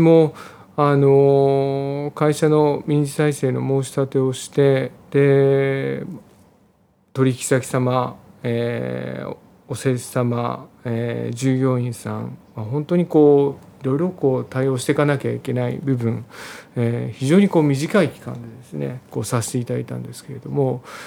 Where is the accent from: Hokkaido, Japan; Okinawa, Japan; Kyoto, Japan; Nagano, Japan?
Nagano, Japan; moved away; 私、まあ、実家が、あの長野県の長野市の方なんですけれども、まあえー、農家の長男ということもあって、まあ、いずれは地元に戻りたいなというふうに考えてたんですね。